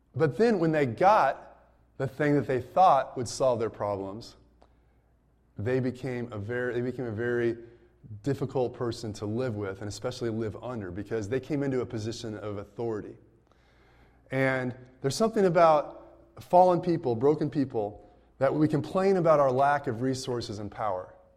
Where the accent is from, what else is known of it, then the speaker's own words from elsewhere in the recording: United States; as an American